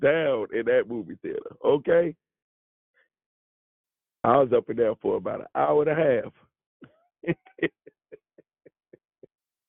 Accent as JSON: {"language": "English", "town": "Chicago", "region": "Illinois", "country": "United States", "said": "I'm from Chicago"}